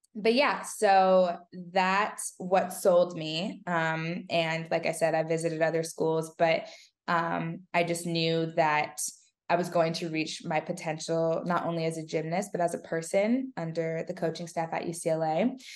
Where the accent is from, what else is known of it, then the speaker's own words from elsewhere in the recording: California, United States; I wanted to stay in California